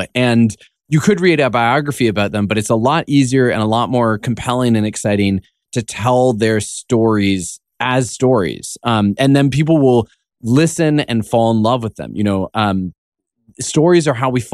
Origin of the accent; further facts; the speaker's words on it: Canada; I'm Canadian.